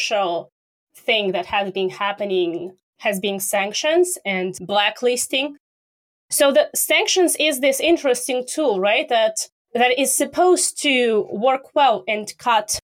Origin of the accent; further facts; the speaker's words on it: Russia; I'm from Russia